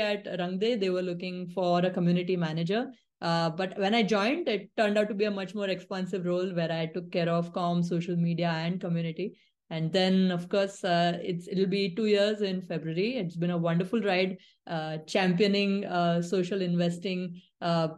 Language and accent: English; Nagpur, Maharashtra, India; set up my own thing in my hometown, Nagpur